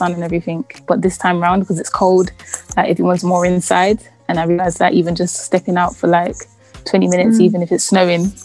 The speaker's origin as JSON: {"language": "English", "region": "London", "country": "United Kingdom", "tie": "born or raised there", "said": "I grew up in Southeast London"}